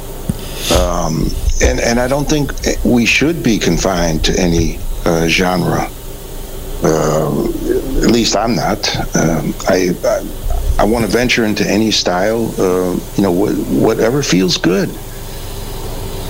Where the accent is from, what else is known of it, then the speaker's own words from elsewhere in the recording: Chicago, Illinois, United States; moved away as an adult; also born or lived in California; I grew up in Chicago, you know, on the South Side there